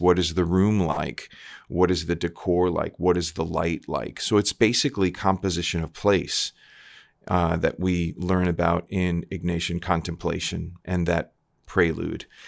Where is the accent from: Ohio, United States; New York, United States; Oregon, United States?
New York, United States; Long Island; moved away as an adult; also born or lived in Milwaukee, Wisconsin; I'm from Long Island originally, New, Long Island, New York